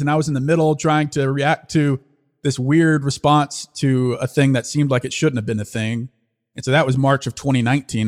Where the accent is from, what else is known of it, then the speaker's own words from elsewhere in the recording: Louisiana, United States; also born or lived in Fayetteville, Arkansas / Austin; now in Dallas, United States; I grew up in Louisiana.